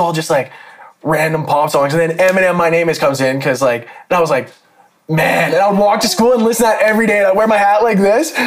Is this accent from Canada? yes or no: yes; Calgary, Alberta, Canada; we were born and raised in Calgary.